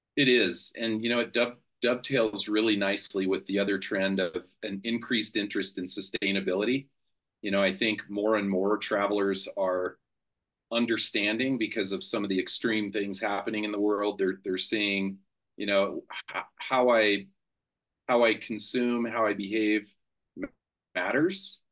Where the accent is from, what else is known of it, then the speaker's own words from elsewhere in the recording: Colorado, United States; I'm from Colorado. So I I have great mountains